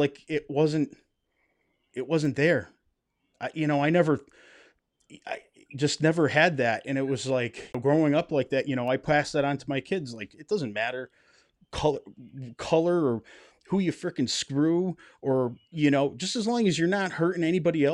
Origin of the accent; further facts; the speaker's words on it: Western Massachusetts, United States; I grew up in Western Massachusetts